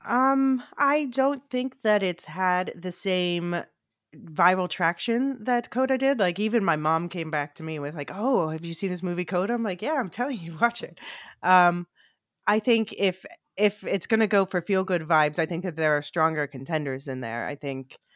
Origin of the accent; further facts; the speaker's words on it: Philadelphia, Pennsylvania, United States; moved away as an adult; now in Amsterdam, Netherlands; I grew up in Philly